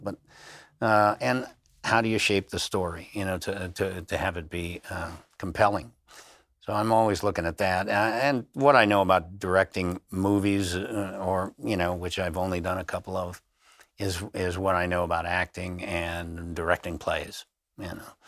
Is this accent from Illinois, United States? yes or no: yes; Highland Park, Illinois, United States; also born or lived in Blue Island, Illinois / Harvey, Illinois / Chicago South Side; he moved us from the South Side where I grew up in, uh, I was born in Blue Island, Illinois, lived in Harvey, Illinois, and then we moved up to the northern suburbs of Highland Park, and that's where I went to school